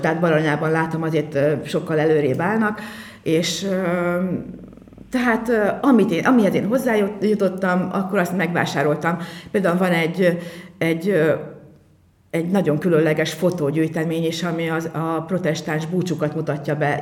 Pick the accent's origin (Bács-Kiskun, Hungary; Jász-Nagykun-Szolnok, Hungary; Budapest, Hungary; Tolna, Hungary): Tolna, Hungary; Mórágy; now in Bonyhád, Hungary; egy Morágyi táncost hozott el Bonyhádra, tehát én így kerültem kerültem ide